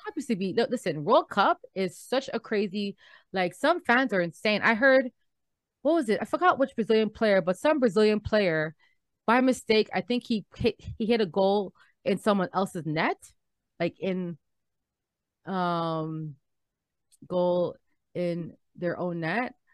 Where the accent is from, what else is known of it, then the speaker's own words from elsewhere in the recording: Canada; We're visiting from Canada